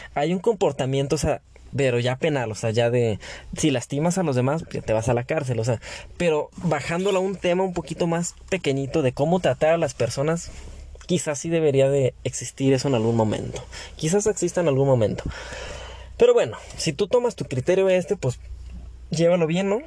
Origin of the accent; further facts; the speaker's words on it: Mexico; como mexicanos